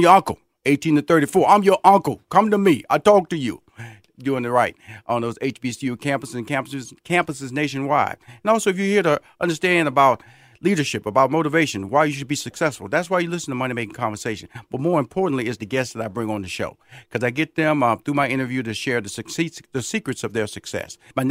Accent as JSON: {"language": "English", "town": "Houston", "region": "Texas", "country": "United States", "tie": "born or raised there", "lives_now": "Atlanta, United States", "said": "They recently opened 2 brand new locations in Houston, Texas, my hometown, and this past weekend in Atlanta, Georgia, my new hometown."}